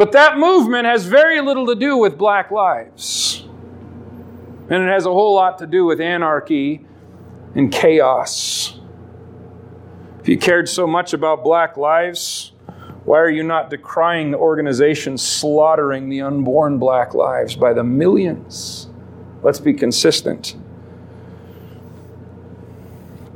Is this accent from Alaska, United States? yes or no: yes; Alaska, United States; Growing up in Alaska